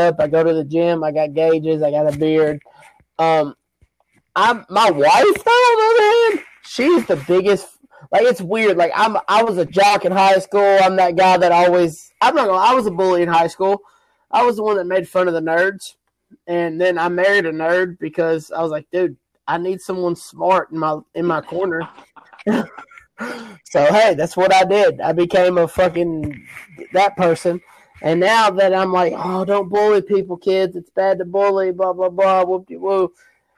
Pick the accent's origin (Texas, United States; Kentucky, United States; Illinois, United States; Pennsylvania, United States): Kentucky, United States; Bowling Green; I am from Bowling Green, Kentucky, 42104